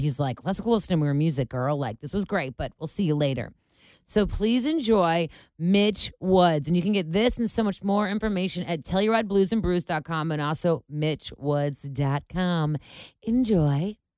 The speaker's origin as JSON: {"language": "English", "region": "Ohio", "country": "United States", "said": "I'm from Ohio."}